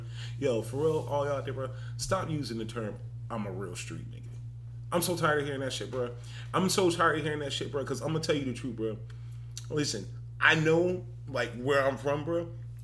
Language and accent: English; Philadelphia, Pennsylvania, United States; I'm from Philly